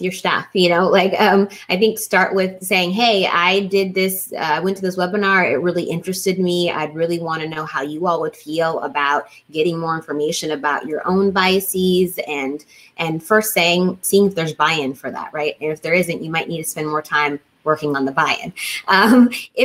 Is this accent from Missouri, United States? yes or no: yes; Kansas City, Missouri, United States; I grew up in Kansas City, which is known for barbecue